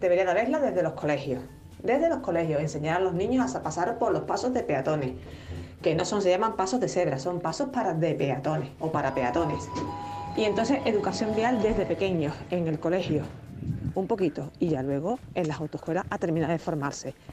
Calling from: Seville, Andalusia, Spain; Buenos días, soy compañera, … de Sevilla.

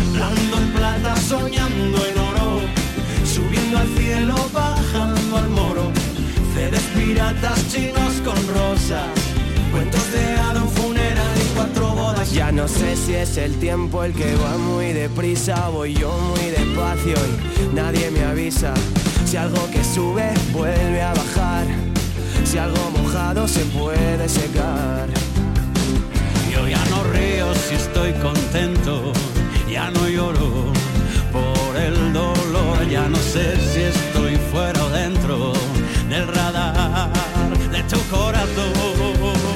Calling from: Málaga, Andalusia, Spain; Hola, Teribis. … de Málaga.

